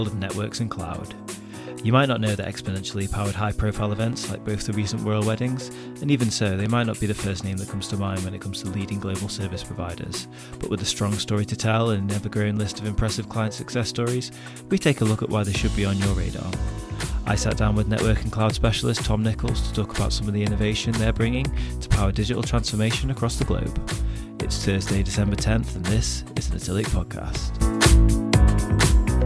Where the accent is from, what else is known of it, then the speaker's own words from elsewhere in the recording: border of Stoke-on-Trent, West Midlands, United Kingdom; Fellow Midlands person